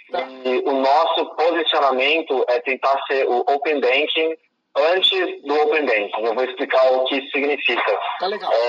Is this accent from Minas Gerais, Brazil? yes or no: no; Campinas, São Paulo, Brazil; moved away as an adult; also born or lived in Florida, United States / China; eu cresci em Campinas